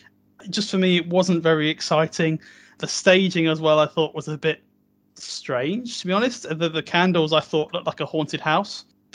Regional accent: Ireland

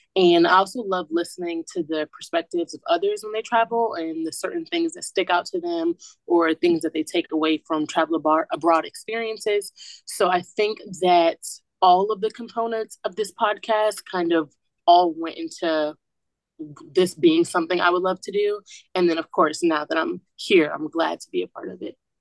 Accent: Atlanta, Georgia, United States; moved away; I'm from Atlanta, Georgia, and I reside in Walsh Hall

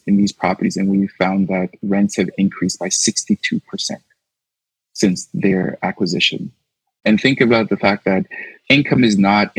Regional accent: Toronto, Ontario, Canada; I grew up in the Little Jamaica community, just in the west end of the city along Eglinton West

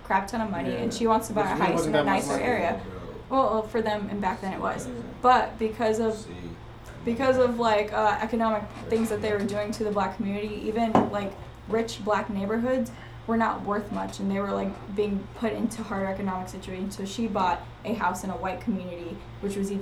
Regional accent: California, United States; also born or lived in Northeast US; We're all from California

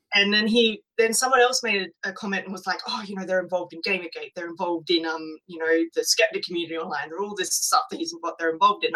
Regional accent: Australia; we come from England

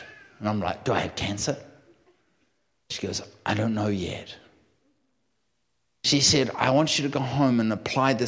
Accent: New Zealand; now in California, United States; I'm a New Zealander.

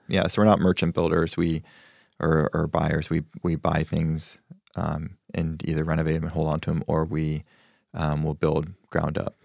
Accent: Spokane, Washington, United States; moved away as an adult; also born or lived in New York; wanted to do real estate back in my home state where I felt m, a little more connection

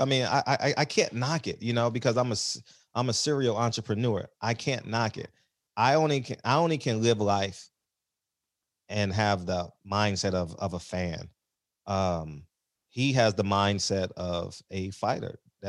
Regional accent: New York, United States; born there; You know, I was born in New York, so I'm a Mike Tyson guy.

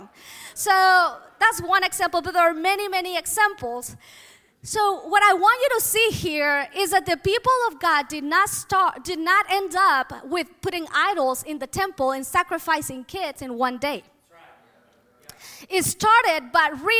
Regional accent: Mexico; moved away; I was born and I grew up in Mexico, so my culture is Mexican or was Mexican

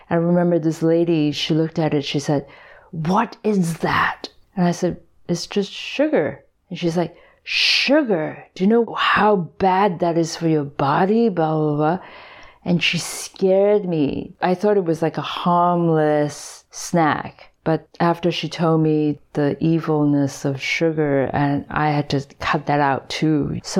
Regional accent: Hong Kong; English is a second language; When I was in Hong Kong, like I barely spoke English, but by the time I came here, I had to learn English.

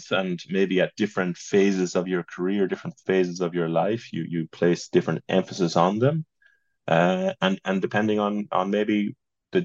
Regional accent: Roscommon, Connacht, Ireland; moved away; the one that we grew up in Roscommon

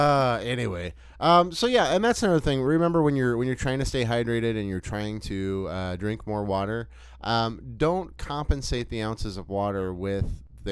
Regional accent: Texas, United States; as we call it in Texas, that just reminded me, because growing up in the South, like you learn like everything is Coke.

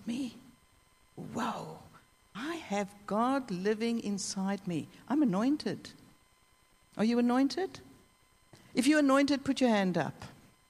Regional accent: South Africa; I'm South African

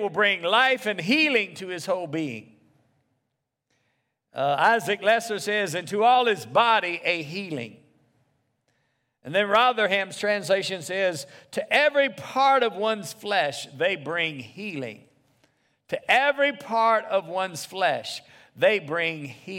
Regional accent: the South, United States; I grew up in the South

